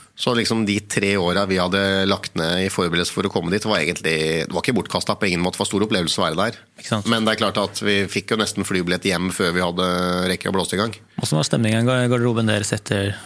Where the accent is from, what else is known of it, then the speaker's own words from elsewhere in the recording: Norway; vi kom fra Norge